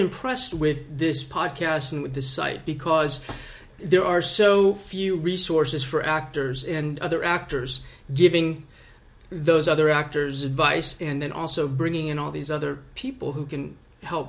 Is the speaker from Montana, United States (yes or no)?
yes; Montana, United States; I'm a kid from Montana. Grew up in a little town in Montana.